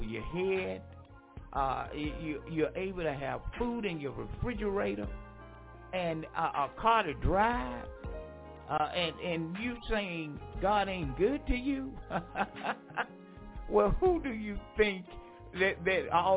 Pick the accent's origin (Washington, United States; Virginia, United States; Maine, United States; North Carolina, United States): North Carolina, United States; Franklinton; moved away; my hometown, Franklinton, North Carolina.